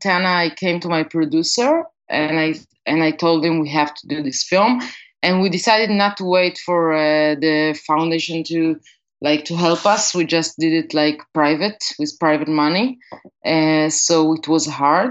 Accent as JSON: {"language": "English", "town": "Acre", "region": "Northern District", "country": "Israel", "tie": "born or raised there", "said": "my hometown in Akko, where I grew up. It's up north Israel"}